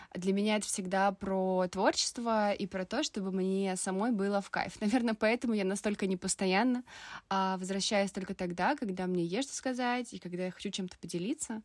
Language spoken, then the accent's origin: Russian; Vilnius, Vilnius County, Lithuania; moved away as an adult; also born or lived in Saint Petersburg; Я из Вильнюса сама и 18 лет переехала в Питер